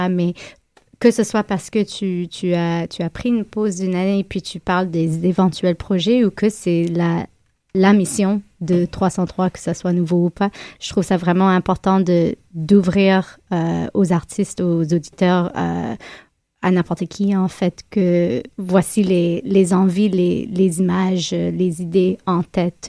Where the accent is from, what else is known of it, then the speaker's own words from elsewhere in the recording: Montreal, Quebec, Canada; ici, chez nous, à Montréal